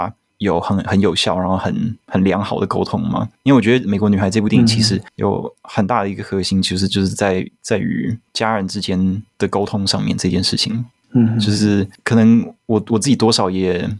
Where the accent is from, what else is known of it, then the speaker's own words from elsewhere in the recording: Taiwan; also born or lived in United States; 因为我也是小时候住在美国，然后后来回台湾的，而且我的年纪跟阮凤仪导演，我们都九零年生的